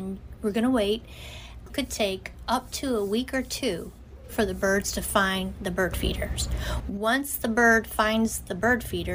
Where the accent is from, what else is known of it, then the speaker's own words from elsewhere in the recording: Ohio, United States; moved away; also born or lived in Florida / Knoxville; I'm born and raised in Ohio. I live down in Florida